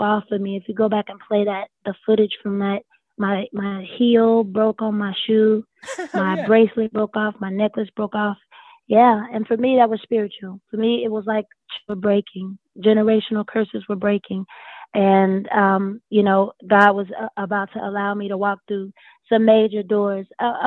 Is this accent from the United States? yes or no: yes; High Point, North Carolina, United States; moved away; I was the country girl. I was the Southern girl. I was from High Point, North Carolina, and had never really seen anything on that level